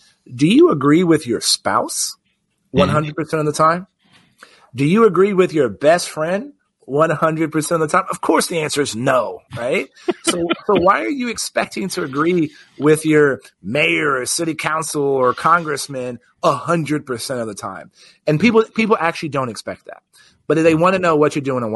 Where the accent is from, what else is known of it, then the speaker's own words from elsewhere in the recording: Texas, United States; my home state of Texas